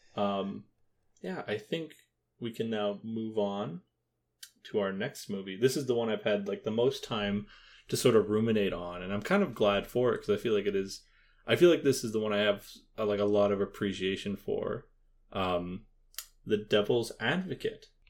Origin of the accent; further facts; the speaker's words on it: Canada; as a, as a Canadian